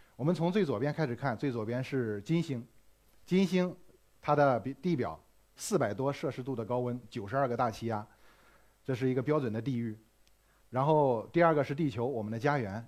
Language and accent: Chinese; China; 我们中国人